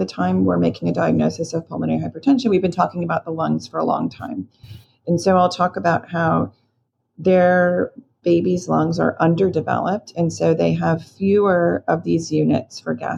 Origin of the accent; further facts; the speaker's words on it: Florida, United States; moved away; I grew up in Florida